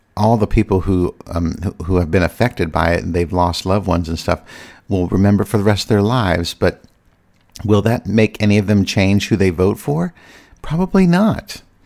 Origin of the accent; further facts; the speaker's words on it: Virginia, United States; moved away as an adult; now in Washington, D.C., United States; I'm from Virginia. I grew up in Virginia, so Virginia really is my home.